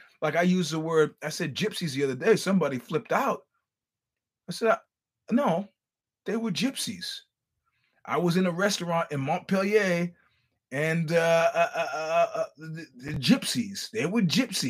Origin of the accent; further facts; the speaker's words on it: United States; I'm just an American trying to get through a conversation.